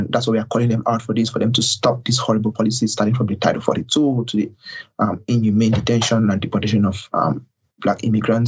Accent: Cameroon; moved away; I'm an asylee from Cameroon, West Africa.

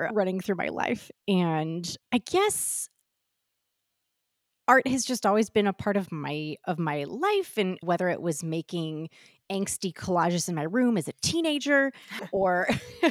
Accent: St. Louis, Missouri, United States; moved away as an adult; now in Los Angeles, United States; I'm from St. Louis, Missouri

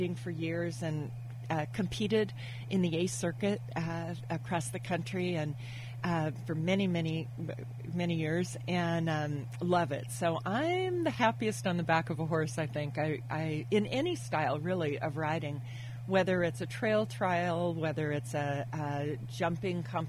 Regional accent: Napa, California, United States; also born or lived in Monterey, California; growing up in Napa Valley for high school, we moved to Monterey.

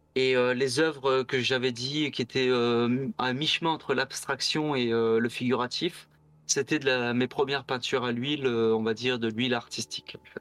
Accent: Bagnols-sur-Cèze, Occitania, France; also born or lived in Le Mans; je suis arrivé dans la région de bagnols sur 16, je devais avoir deux ans

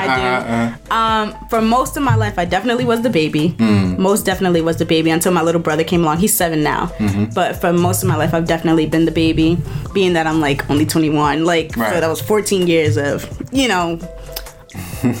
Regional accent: New York City, New York, United States; Brooklyn, born and raised.

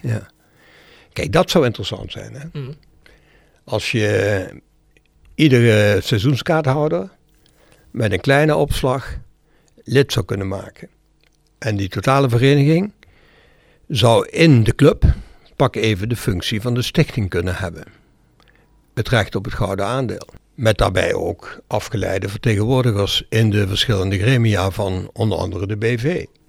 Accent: Brunssum, Limburg, Netherlands; Mijn jeugd in Brunsen was een jeugd van heerlijk op straat.

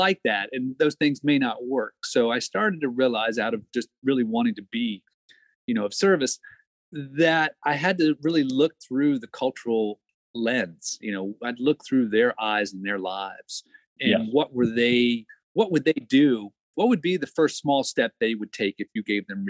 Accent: Maryland, United States; moved away as an adult; I'm from Maryland originally.

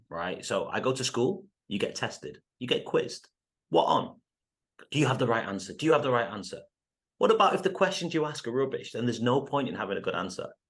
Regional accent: United Kingdom; moved away as an adult; also born or lived in United States; I'm half Indian, I'm half English, and no one really looks like me in the U K when they play soccer

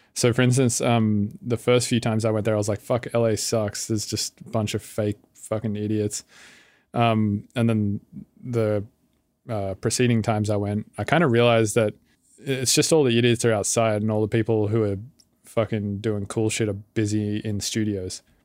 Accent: Sydney, New South Wales, Australia; moved away as an adult; now in United States; I'm from Australia, but I've been living in the States now for about six years

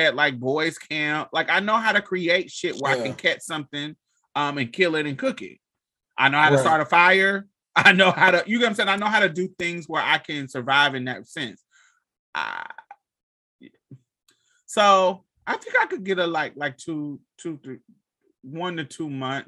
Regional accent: United States; the privilege of being an American

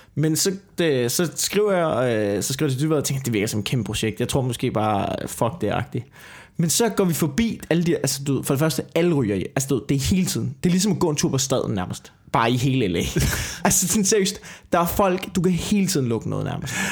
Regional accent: Denmark; vi er komikere fra Danmark

